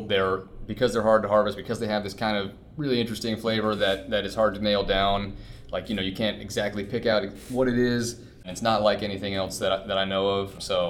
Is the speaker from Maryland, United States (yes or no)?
yes; Southern Maryland, United States; I grew up in Southern Maryland